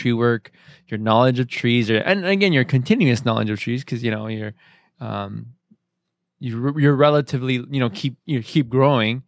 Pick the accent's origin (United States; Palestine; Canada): United States; Arizona; I grew up in Arizona